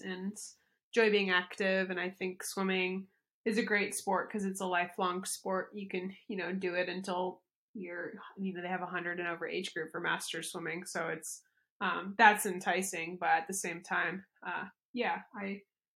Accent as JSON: {"language": "English", "town": "Louisville", "region": "Kentucky", "country": "United States", "tie": "born or raised there"}